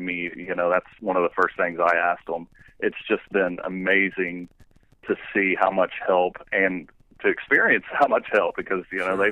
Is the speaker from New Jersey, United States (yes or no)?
no; Southern Ohio, United States; now in Indiana, United States; I live in Indiana now. I was actually born and raised in Southern Ohio